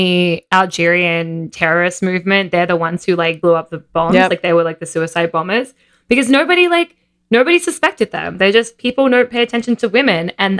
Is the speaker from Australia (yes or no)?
yes; Australia; now in New York, United States; growing up in Australia, like I spent so much time in the water.